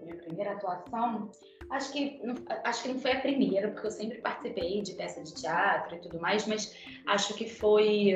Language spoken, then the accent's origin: Portuguese; Petrópolis, Rio de Janeiro, Brazil; eu sou de Petrópolis, que é a serra, né, fluminense. É, minha família é de lá, fui nascida e criada